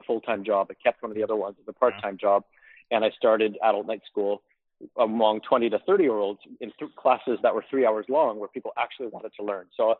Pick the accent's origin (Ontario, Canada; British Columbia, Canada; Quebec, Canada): British Columbia, Canada; North Vancouver; I grew up in North Vancouver